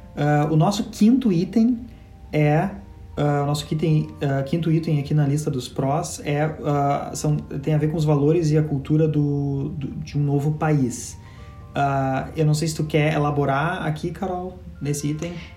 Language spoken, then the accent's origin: Portuguese; Brazil; moved away as an adult; also born or lived in Montreal, Canada; A gente nasceu no Brasil